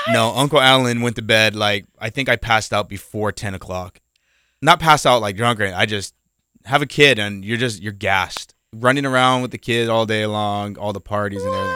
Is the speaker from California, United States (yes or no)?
yes; Riverside, California, United States; when I was growing up in Riverside